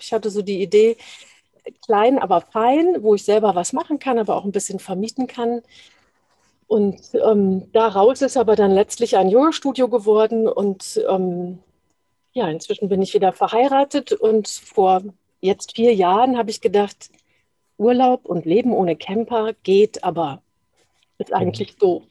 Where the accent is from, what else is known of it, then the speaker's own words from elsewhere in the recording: Dortmund, North Rhine-Westphalia, Germany; moved away; also born or lived in Hesse; ich bin im Ruhrgebiet aufgewachsen